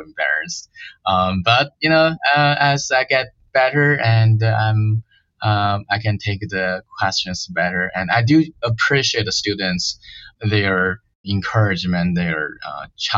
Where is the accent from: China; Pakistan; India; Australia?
China; moved away as an adult; also born or lived in Beijing, China; now in United States; I was from China. It's a tiny small town.